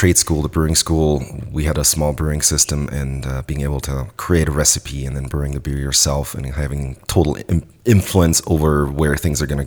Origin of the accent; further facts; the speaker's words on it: a small town near Munich, Bavaria, Germany; moved away as an adult; So I'm originally from Germany, grew up in a small town fairly close to Munich